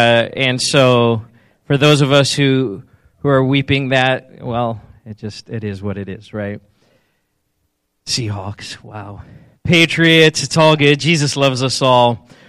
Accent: South Africa; I've mentioned I'm originally from South Africa, and so I used to say strawberry, but I've since lost the accent a little bit.

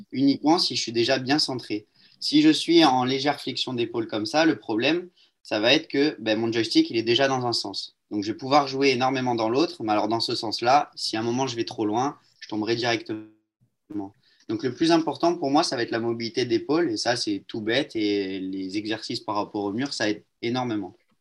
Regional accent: Marseille, Provence-Alpes-Côte d'Azur, France; Je suis de Marseille

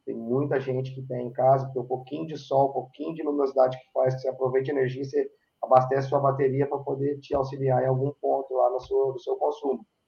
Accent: Varginha, Minas Gerais, Brazil; moved away as an adult; now in Ireland; eu sou um mineiro de Varginha, no sul de Minas Gerais

